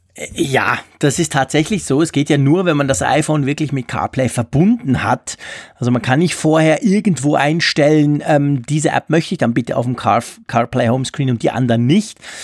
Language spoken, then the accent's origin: German; Switzerland; als Schweizer